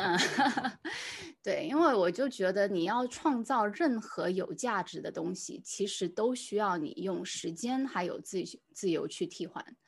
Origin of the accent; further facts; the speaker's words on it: Singapore; 我算是在新加坡长大